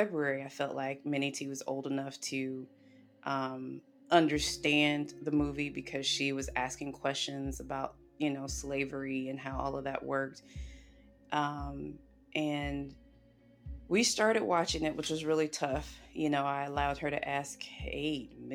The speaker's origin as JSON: {"language": "English", "region": "the South", "country": "United States", "tie": "born or raised there", "said": "I grew up in the South"}